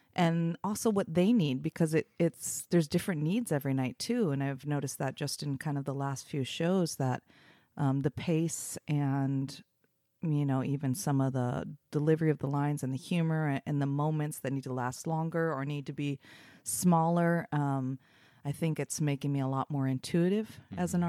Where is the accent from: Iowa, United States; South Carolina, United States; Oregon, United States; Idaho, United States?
Oregon, United States; Portland; also born or lived in Los Angeles, United States; I was raised in Portland